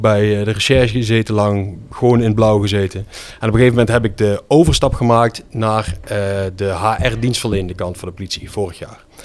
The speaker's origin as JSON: {"language": "Dutch", "town": "Geleen", "region": "Limburg", "country": "Netherlands", "tie": "born or raised there", "also_born_or_lived": "Schinnen / Brabant", "accent": "Limburgish", "moved": "as an adult", "lives_now": "Nijmegen area, Netherlands", "said": "ik ben... geboren in het ziekenhuis in Geleen en toen woonden mijn ouders in Schinnen. Mm. Dus eh, daar heb ik eh, de eerste jaren gewoond. Toen zijn we verhuisd naar uh, Geleen en daarna naar Münster Geleen."}